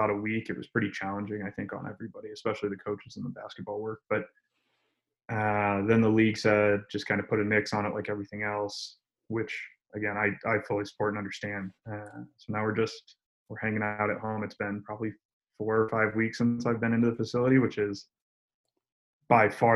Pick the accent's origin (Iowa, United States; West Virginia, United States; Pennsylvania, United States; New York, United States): New York, United States; Syracuse; also born or lived in North Carolina; now in Denver, United States; I'm originally from Syracuse, New York